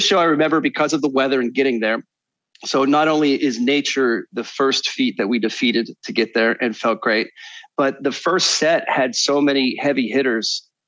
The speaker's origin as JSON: {"language": "English", "town": "Kalamazoo", "region": "Michigan", "country": "United States", "tie": "born or raised there", "said": "growing up in Kalamazoo, I was older for my grade where I went to high school."}